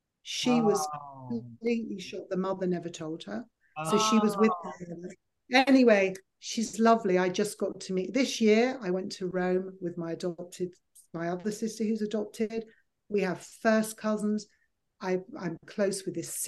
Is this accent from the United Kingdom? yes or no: yes; United Kingdom; moved away; also born or lived in Los Angeles / New Jersey; I'm dark British